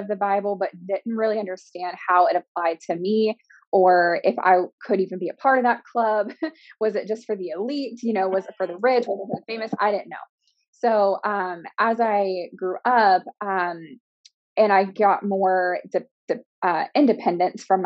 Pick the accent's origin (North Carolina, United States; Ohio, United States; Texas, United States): Ohio, United States; Springfield; also born or lived in Dayton, Ohio; I'm from Ohio, like a small town in Ohio called Springfield. I live in Dayton/Vandalia now